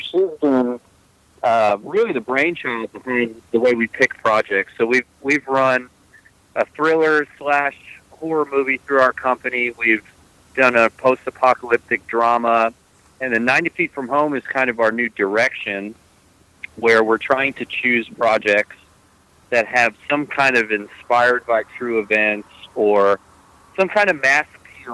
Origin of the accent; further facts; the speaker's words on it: United States; moved away as an adult; also born or lived in Florida; now in Texas, United States; I'm originally a East Coast guy, so I grew up in New York, New Jersey, up in that area